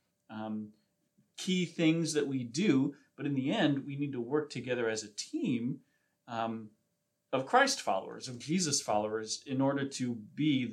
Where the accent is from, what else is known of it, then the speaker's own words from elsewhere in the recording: East Coast, United States; moved away; So I grew up on the East Coast.